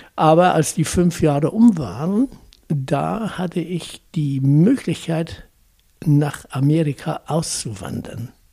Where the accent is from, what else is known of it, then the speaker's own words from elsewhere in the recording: near Lüneburg, Lower Saxony, Germany; moved away as an adult; now in Hesse, Germany; Ich bin also in Dadenburg geboren, in Niedersachsen, und bin in der Nähe von Lüneburg groß geworden